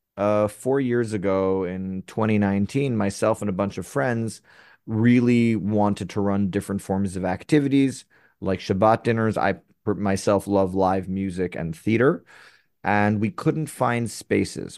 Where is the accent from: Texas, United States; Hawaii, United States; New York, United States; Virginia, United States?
New York, United States; New York City; now in Tel Aviv, Israel; I was born in, originally from Upper West Side Manhattan.